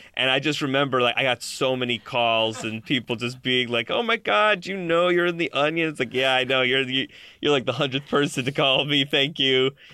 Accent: Buffalo, New York, United States; I grew up in Buffalo, New York

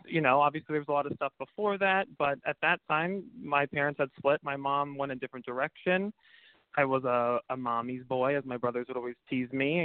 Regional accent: Pacifica, California, United States; I grew up in a beautiful small town south of San Francisco um, called Pacifica

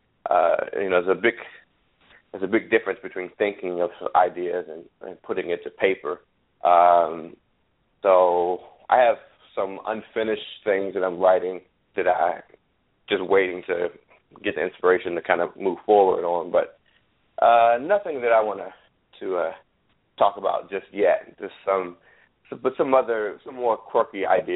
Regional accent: Washington, District of Columbia, United States; I was born and raised in Washington, D.C., and it was very important to me to have humor that was very specific to the region where I grew up

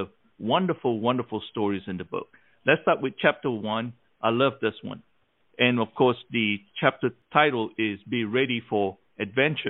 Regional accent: Malaysia; now in United States; when I grew up in Malaysia

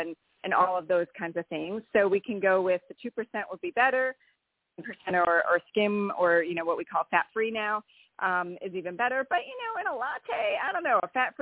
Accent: Wisconsin, United States; I am from Wisconsin

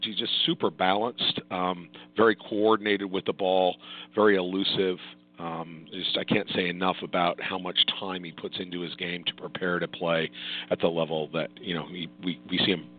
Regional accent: Lacey, Washington, United States; moved away as an adult; To have had the opportunity to coach at my alma mater and in my hometown.

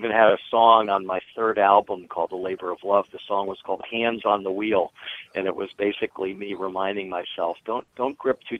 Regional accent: Washington, District of Columbia, United States; I grew, I grew up in Washington D.C.

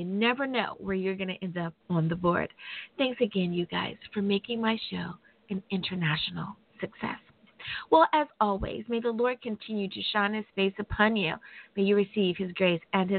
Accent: United States; my home country, the U.S. of A.

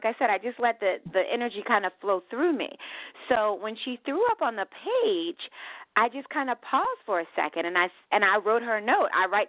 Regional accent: Philadelphia, Pennsylvania, United States; also born or lived in New Jersey / New York; I think my spirit is Southern, even though, like I said, I grew up in Philadelphia and Jersey and New York.

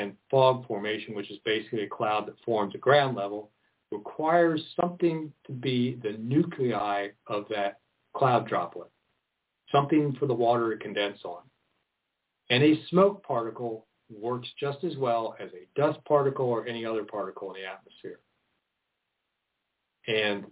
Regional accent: Maryland, United States; now in Oregon, United States; I'm originally from Maryland

